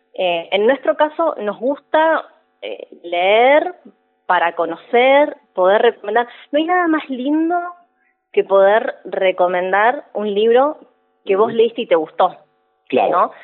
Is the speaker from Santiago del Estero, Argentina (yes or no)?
no; Neuquén, Argentina; moved away as an adult; also born or lived in Buenos Aires; Yo soy neuquina, así que yo volví en mi caso